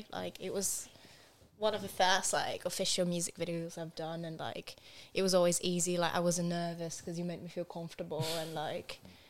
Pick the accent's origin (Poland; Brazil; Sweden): Brazil; moved away; I'm from Brazil.